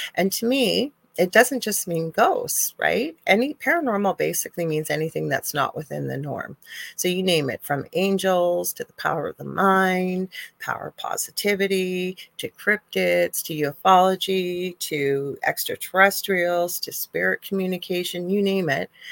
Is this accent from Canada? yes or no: yes; Canada; I'm Canadian